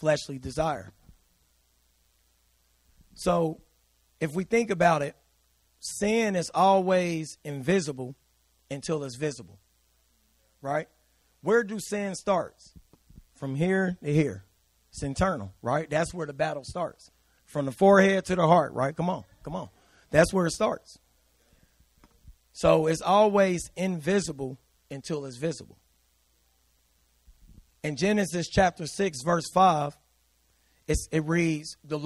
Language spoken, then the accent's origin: English; United States; we're American